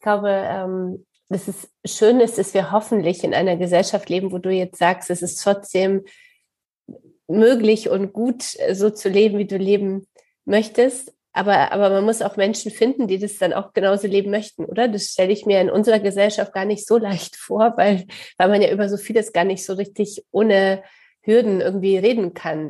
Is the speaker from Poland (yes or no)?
yes; Poland; accent: Polish; now in Hamburg, Germany; ich komme selber aus Polen